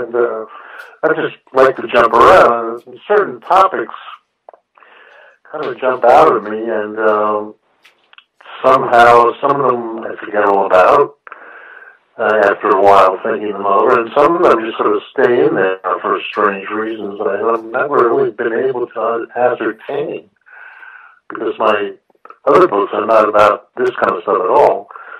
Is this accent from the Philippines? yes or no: no; New York, United States; Well, I'm a New Yorker. I was born here. I live here. You might be able to tell it from my voice